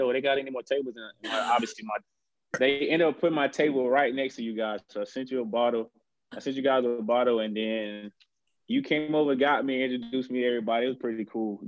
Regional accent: Georgia, United States; I'm from Georgia

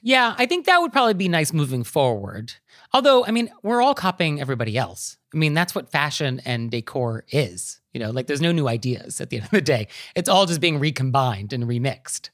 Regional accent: California, United States; as a Californian

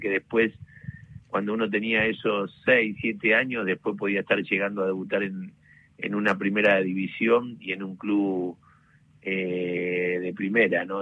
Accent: Club San Miguel, Buenos Aires, Argentina; el Club San Miguel, donde yo nací, me crié

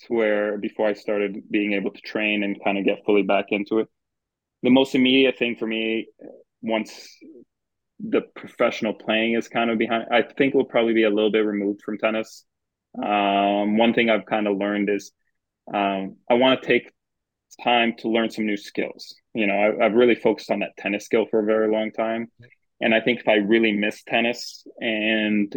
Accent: Thornhill, Ontario, Canada; where I grew up in Thornhill.

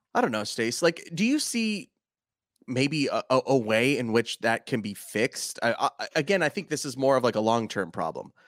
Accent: California, United States; being a Californian

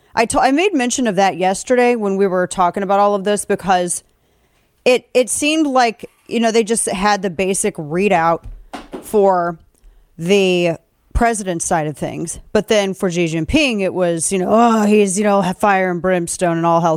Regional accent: Missouri, United States; my home state of Missouri

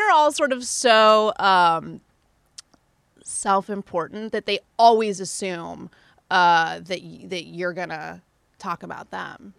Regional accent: Indonesia; moved away; I grew up in Indonesia

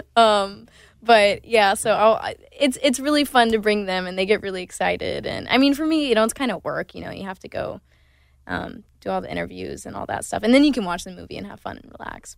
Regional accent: Myrtle Beach, South Carolina, United States; moved away; I also grew up in my hometown. We didn't have theater

